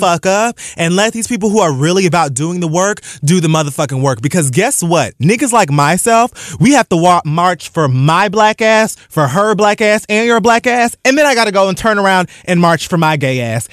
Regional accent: Dade County, Florida, United States; I'm from Dade fucking County.

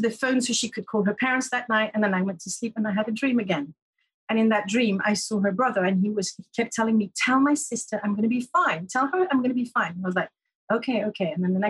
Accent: Paris, Île-de-France, France; English is a second language; also born or lived in Canterbury; I was in a little student room in Paris, because I'm from Paris

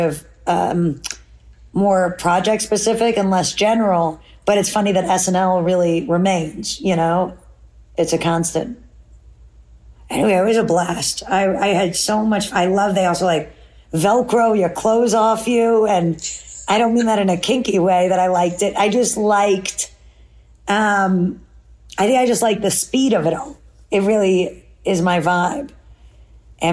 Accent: New York City, New York, United States; as a city kid

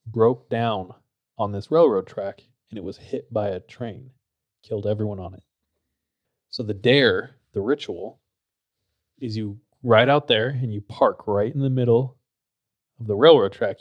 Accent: Visalia, California, United States; my hometown is very interesting. It's, like, really compact.

